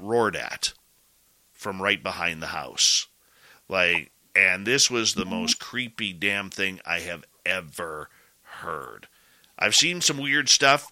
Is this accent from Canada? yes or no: yes; British Columbia, Canada; growing up in British Columbia, the Pacific Northwest